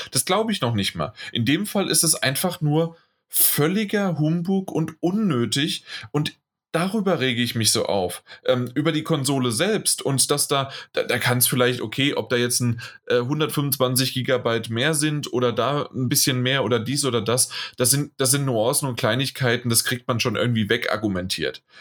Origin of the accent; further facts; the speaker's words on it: Germany; bei uns in Deutschland